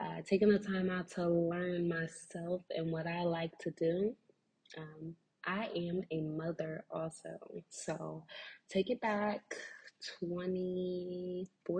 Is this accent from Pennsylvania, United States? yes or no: yes; Philadelphia, Pennsylvania, United States; I am from Philly